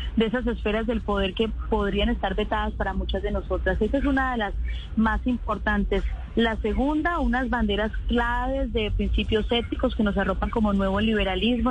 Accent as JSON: {"language": "Spanish", "region": "Cauca", "country": "Colombia", "said": "Yo soy del departamento del Cauca"}